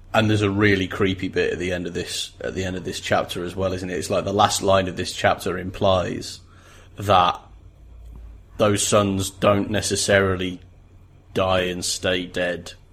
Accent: England, United Kingdom; we grew up in England

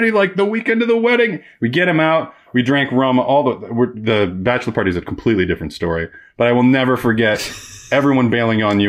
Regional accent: Black Hills of South Dakota, United States; growing up in the Black Hills of South Dakota

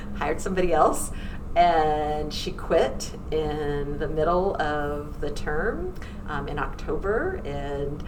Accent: Central Coast of California, United States; moved away as an adult; also born or lived in Washington, D.C.; I'm originally from the Central Coast of California

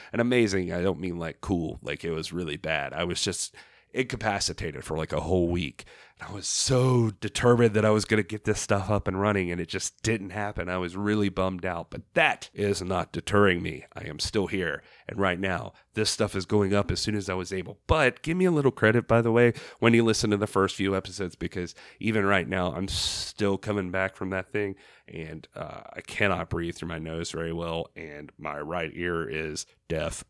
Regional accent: Southeast, United States; I was growing up in the Southeast

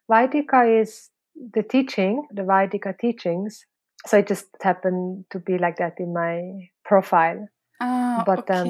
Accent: Switzerland; also born or lived in Philippines; now in Indonesia; No, originally I'm from Switzerland and Philippines.

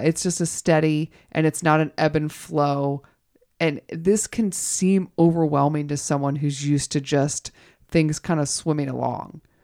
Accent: the South, United States; moved away; I am originally from the South

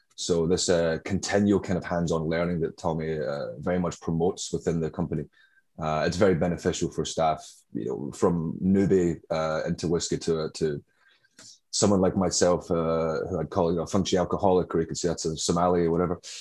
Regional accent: Glasgow, Scotland, United Kingdom; moved away as an adult; also born or lived in Brooklyn, New York; now in New York, United States; my accent, as I'm sure you can tell, is not uh, native to Brooklyn, uh, where I currently am. Uh, I'm from uh, Glasgow, Scotland

